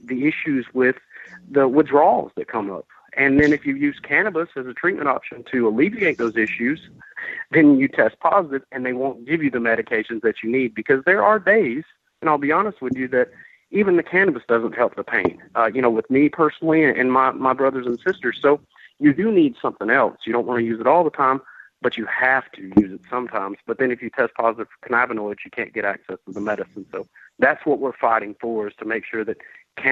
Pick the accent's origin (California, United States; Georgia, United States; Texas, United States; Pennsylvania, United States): Georgia, United States; also born or lived in Vermont; I came back to Georgia because I wanted to take this fight back to my home state where I'm from